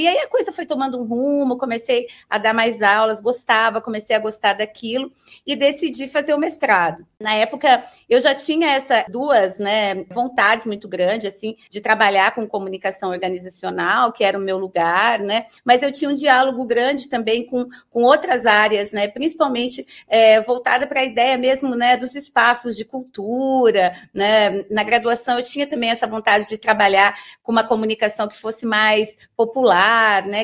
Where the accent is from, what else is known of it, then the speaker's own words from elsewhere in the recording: Londrina, Paraná, Brazil; now in Curitiba, Brazil; eu sou de Londrina, no, né, no norte do Paraná